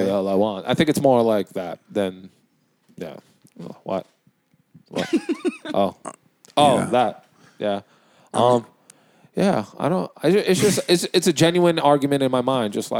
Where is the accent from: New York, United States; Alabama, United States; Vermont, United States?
New York, United States; New York City; as a New Yorker